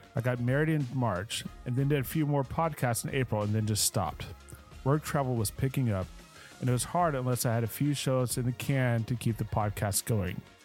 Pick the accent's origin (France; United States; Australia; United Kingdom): United States; Dallas, Texas; Growing up in Dallas, Fort Worth